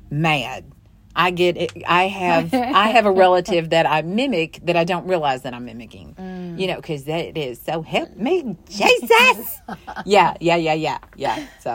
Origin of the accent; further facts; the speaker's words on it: Kentucky, United States; also born or lived in Covington, Kentucky; I was born in Covington, Kentucky, but I would end up in Sonora, Kentucky, which is very, very, very south.